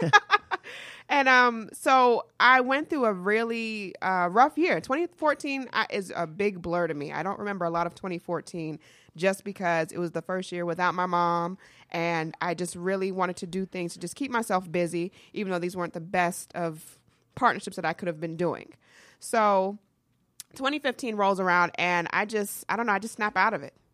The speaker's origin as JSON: {"language": "English", "town": "Atlanta", "region": "Georgia", "country": "United States", "tie": "born or raised there", "also_born_or_lived": "New York"}